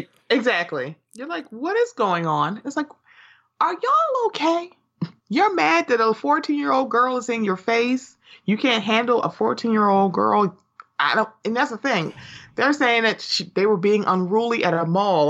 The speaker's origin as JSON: {"language": "English", "town": "Baltimore", "region": "Maryland", "country": "United States", "said": "I'm from Baltimore"}